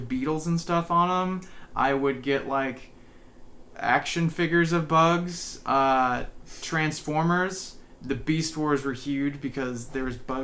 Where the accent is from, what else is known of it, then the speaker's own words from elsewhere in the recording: North Bend, Washington, United States; also born or lived in San Jose, California; I grew up in North Bend. I spent my time there